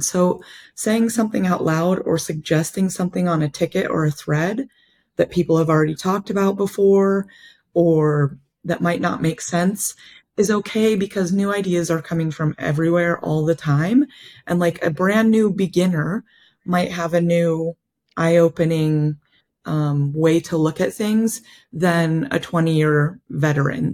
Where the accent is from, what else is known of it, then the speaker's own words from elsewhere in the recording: Kent, Ohio, United States; moved away as an adult; also born or lived in Northwest Spain; my hometown in Kent, Ohio